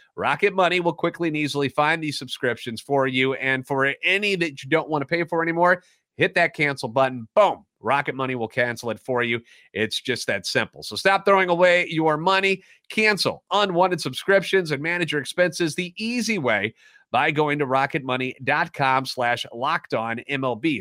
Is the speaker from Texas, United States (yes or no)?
no; St. Louis, Missouri, United States; Born and raised in the Lou, and a lifetime Cardinals fan.